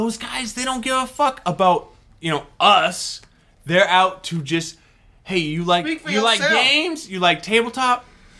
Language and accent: English; the East, East Coast, United States; I'm from the East, like, the fucking East.